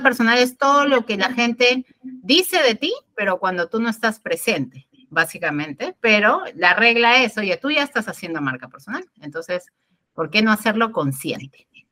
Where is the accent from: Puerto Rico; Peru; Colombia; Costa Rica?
Peru; de Perú